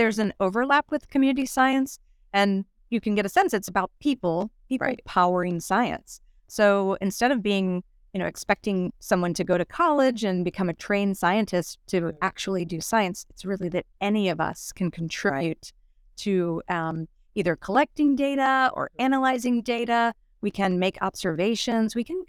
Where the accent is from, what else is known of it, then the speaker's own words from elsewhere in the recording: Virginia, United States; now in Miami, United States; Growing up in Virginia, we had winter. It was cold a lot of the year.